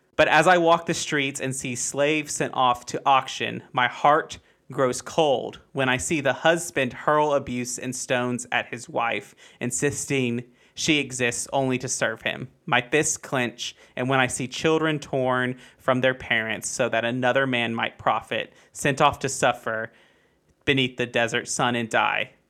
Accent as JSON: {"language": "English", "country": "United States", "tie": "born or raised there", "said": "I'm also American"}